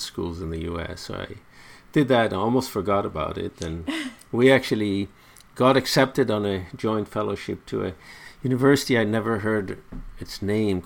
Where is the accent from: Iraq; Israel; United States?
Israel; Haifa, Haifa District; I grew up in Haifa